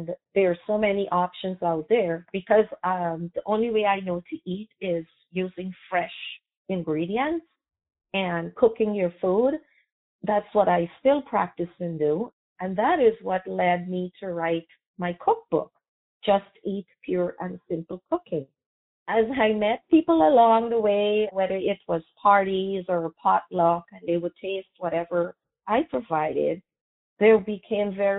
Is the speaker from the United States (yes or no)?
no; Guyana; I was born in British Guyana, now called Guyana, which is in South America. And I grew up surrounded with food